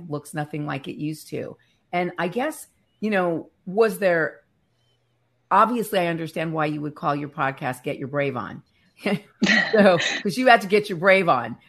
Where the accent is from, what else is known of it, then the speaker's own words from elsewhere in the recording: Northern California, United States; I'm from Northern California